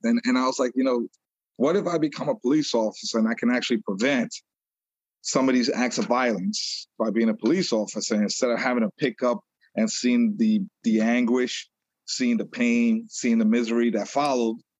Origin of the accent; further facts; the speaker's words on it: New York City, New York, United States; moved away as an adult; now in Long Island, United States; I was born in New York City, and I was raised in Brooklyn